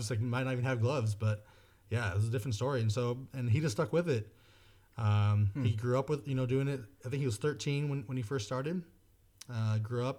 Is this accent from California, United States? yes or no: yes; Castro Valley, California, United States; also born or lived in Hayward, California / San Leandro, California; I was born in Hayward, Kaiser Hayward, but grew up in San Leandro for the early years. And then we settled into Castro Valley. Right. Went to middle school or elementary school, middle school, and high school in Castro Valley.